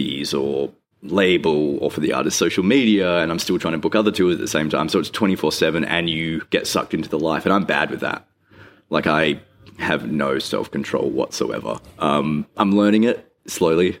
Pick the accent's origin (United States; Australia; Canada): Australia; Rockingham, Western Australia; now in Perth, Australia; I grew up in Rockingham